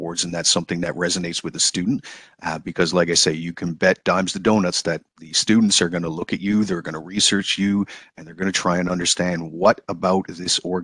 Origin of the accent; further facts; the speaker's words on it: Newfoundland and Labrador, Canada; I am originally from Newfoundland, born and raised there.